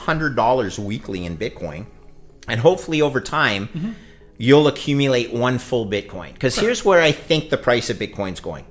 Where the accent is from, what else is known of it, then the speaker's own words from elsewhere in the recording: Montreal, Quebec, Canada; I actually returned to Montreal, which was my hometown